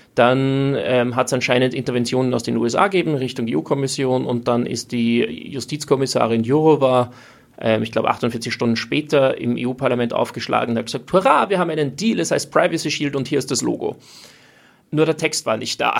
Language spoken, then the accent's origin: German; Austria; als Österreicher kommt man irgendwie aus einem nicht-NATO-neutralen Land